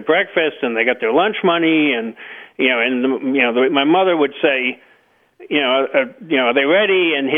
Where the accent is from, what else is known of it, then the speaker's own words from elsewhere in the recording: Boston, Massachusetts, United States; now in Moretown, Vermont, United States; I live in Moortown, Vermont. I grew up in the Boston area.